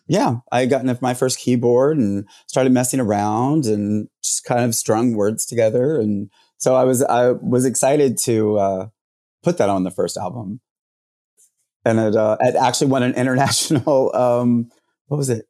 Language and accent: English; Jacksonville, Florida, United States; also born or lived in Orlando; I'm from Jacksonville. So I grew up in Jacksonville